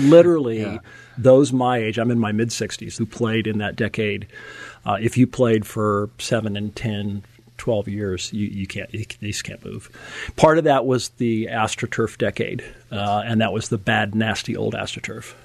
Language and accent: English; Napa, California, United States; I grew up in Napa, California